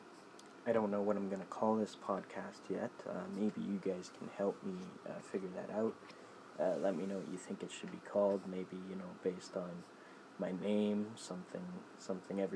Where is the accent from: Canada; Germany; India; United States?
Canada; also born or lived in Saskatoon, Saskatchewan; I'm Canadian